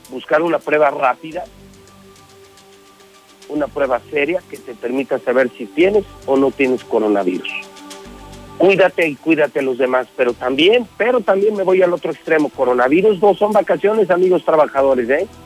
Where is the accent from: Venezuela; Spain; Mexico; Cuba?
Mexico; somos mexicanos